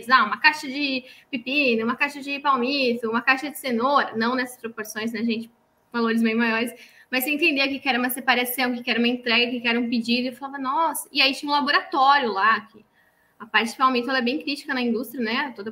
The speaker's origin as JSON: {"language": "Portuguese", "region": "Santa Catarina", "country": "Brazil", "accent": "Santa Catarina", "lives_now": "São Paulo, Brazil", "said": "Por isso que eu perdi um pouquinho o sotaque de Catarina já."}